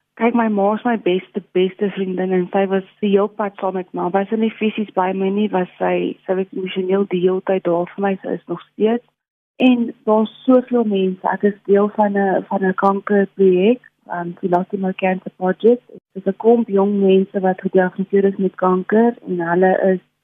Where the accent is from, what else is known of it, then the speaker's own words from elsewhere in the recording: South Africa; Ek kom van Reinkriesdorp af